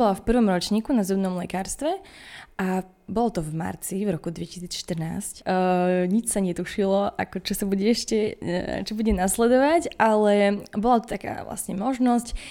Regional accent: Košice, Košice Region, Slovakia; ja som aj z Košic, narodila som sa v tejto nemocnici

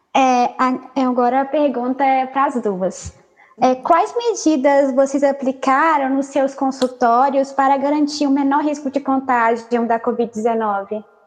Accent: Sete Lagoas, Minas Gerais, Brazil; eu sou do interior também, eu sou de Sete Lagoas

